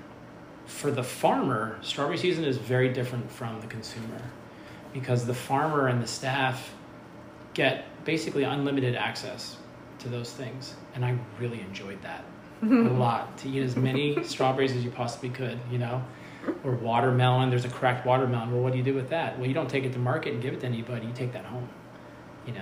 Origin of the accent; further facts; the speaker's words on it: Bethlehem, Pennsylvania, United States; Eastern Pennsylvania, Bethlehem. And so I grew up in suburbia.